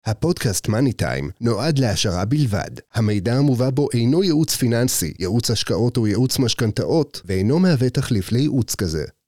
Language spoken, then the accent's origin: Hebrew; Rishon LeZion, Central District, Israel; moved away as an adult; now in Ness Ziona, Israel; אני תושב ראשון לציון, הייתי כל חיי, עד לפני חמש שנים אחרונות. נכון. גדלתי בעיר, למדתי בבתי הספר בעיר